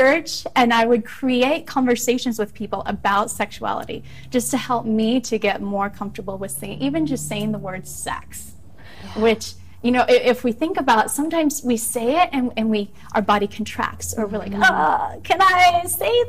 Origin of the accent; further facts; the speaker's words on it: Midwest, United States; Growing up in the Midwest